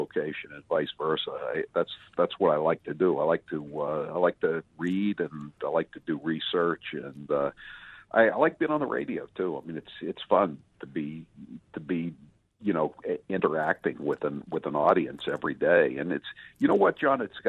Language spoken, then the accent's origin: English; Northeast, United States; also born or lived in Massachusetts; I grew up in the Northeast, so you know we had the Boston Record American